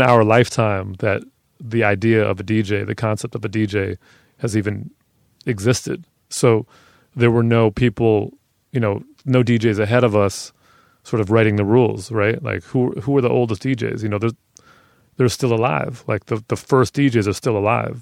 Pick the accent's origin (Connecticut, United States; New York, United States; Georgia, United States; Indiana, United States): New York, United States; New York City; I grew up on ninety-six in Madison